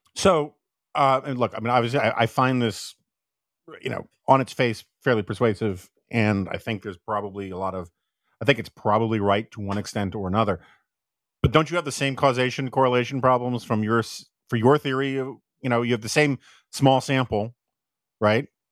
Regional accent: New York, United States; now in Washington, D.C., United States; I'm from New York

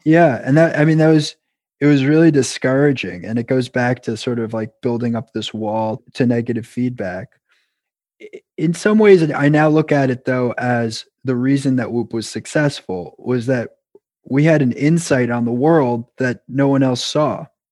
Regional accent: New York, United States; moved away as an adult; now in Boston, United States; I was originally from New York

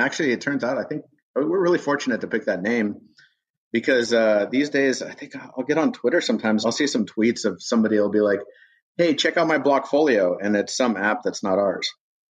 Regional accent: Tulsa, Oklahoma, United States; moved away; also born or lived in Berkeley, California; I grew up in Tulsa, Oklahoma.

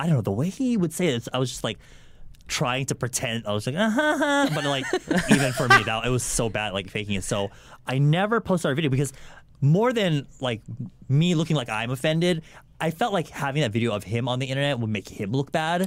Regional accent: California, United States; born or raised there; also born or lived in Guam / Philippines

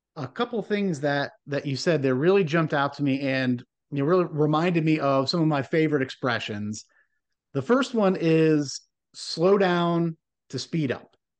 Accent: Midwest, United States; growing up in the Midwest

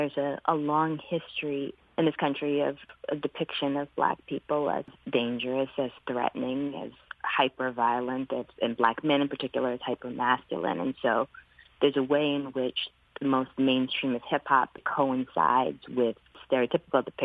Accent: Alabama, United States; I was born in Alabama

